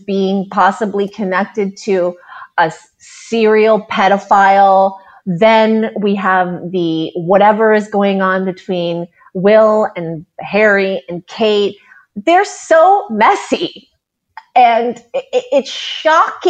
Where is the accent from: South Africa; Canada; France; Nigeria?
Canada; as a Canadian